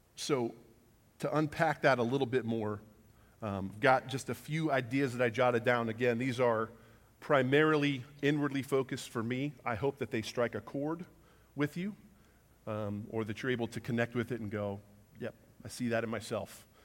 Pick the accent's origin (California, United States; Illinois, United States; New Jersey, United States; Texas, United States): Texas, United States; Huffman; we grew up, uh, just outside of Houston, a little town called Huffman, Texas